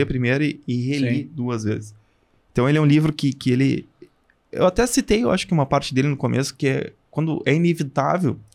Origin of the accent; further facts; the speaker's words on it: Curitiba, Paraná, Brazil; now in Passo Fundo, Brazil; eu morava em Curitiba, eu sou de Passo Fundo, mas, mas morei 14 anos em Curitiba